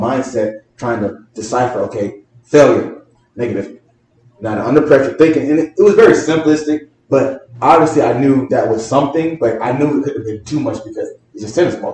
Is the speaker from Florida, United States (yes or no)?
yes; North Broward, Florida, United States; I'm from North Broward area